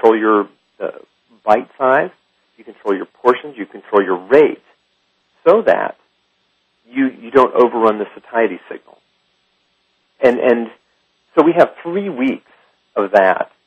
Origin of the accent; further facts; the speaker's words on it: Alabama, United States; moved away; also born or lived in Lyon, France; I am from Alabama.